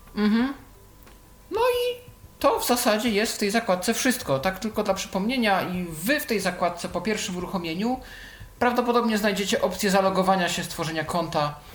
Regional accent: Poland; Polska, tu jest pokazane skąd jestem

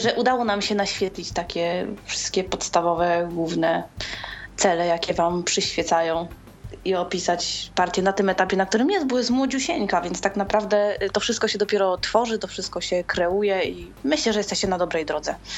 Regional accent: Łódź, Łódź Voivodeship, Poland; jestem z Łodzi

